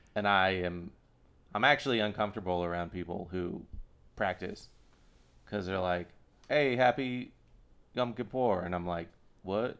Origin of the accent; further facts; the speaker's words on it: Austin, Texas, United States; I grew up in Texas